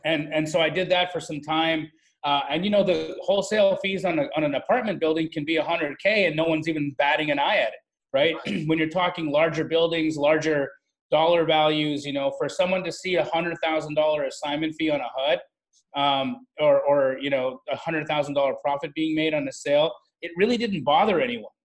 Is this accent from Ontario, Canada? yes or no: no; Calgary, Alberta, Canada; moved away as an adult; also born or lived in Phoenix; I grew up in Calgary, Alberta, Canada.